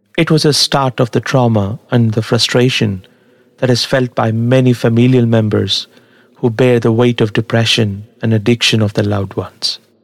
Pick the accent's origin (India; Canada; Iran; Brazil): India; Tamil Nadu; English is a second language; In the place that I come from, Tamil Nadu in South India, curd or yogurt as it is called by the Western world, is a staple food.